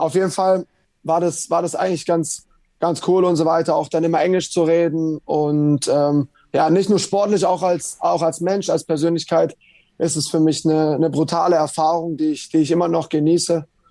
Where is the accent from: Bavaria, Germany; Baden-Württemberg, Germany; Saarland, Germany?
Baden-Württemberg, Germany; Bietigheim-Bissingen; also born or lived in Leverkusen; now in London, United Kingdom; bei meinem Heimatverein SV Germania Bietigheim